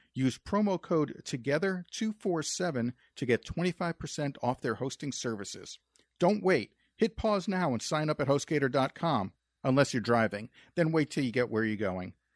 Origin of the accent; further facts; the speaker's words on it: New York, United States; moved away; we're originally from New York, and I used to work in Manhattan